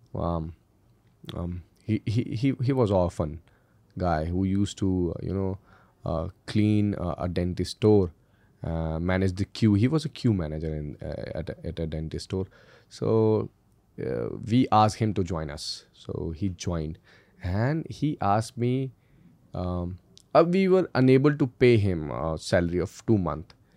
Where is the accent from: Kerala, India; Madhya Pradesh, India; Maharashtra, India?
Madhya Pradesh, India; Indore; also born or lived in Delhi; We, we hail from Indore, it is the cleanest city of India